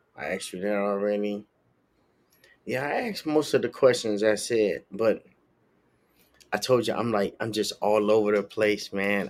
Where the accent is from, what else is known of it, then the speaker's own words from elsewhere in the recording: Chicago, Illinois, United States; now in Florida, United States; I grew up in Chicago